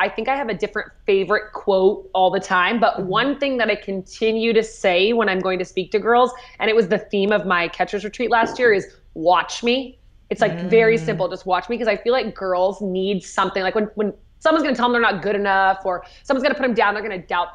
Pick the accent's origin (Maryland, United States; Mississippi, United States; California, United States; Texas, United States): California, United States; Yorba Linda; also born or lived in Orange Park Acres, California; I grew up in Yorba Linda, California